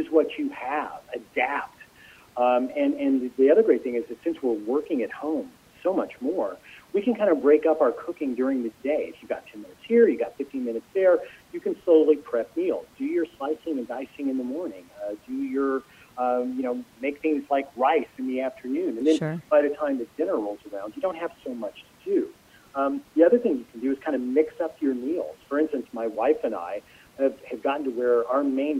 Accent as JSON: {"language": "English", "region": "California", "country": "United States", "tie": "born or raised there", "said": "I grew up in California"}